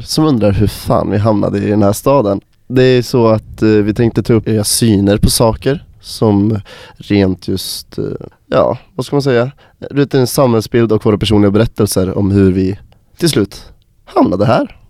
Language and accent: Swedish; Gävle, Gävleborg County, Sweden; now in Umeå, Sweden; jag kommer från Gävle